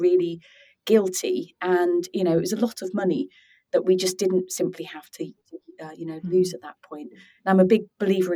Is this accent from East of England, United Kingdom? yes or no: yes; Norwich, East of England, United Kingdom; growing up in Norwich at the time